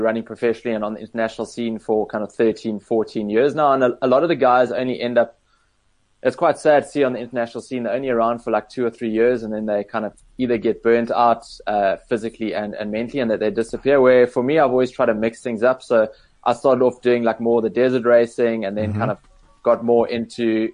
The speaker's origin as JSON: {"language": "English", "town": "Cape Town", "region": "Western Cape", "country": "South Africa", "tie": "born or raised there", "said": "growing up in Cape Town"}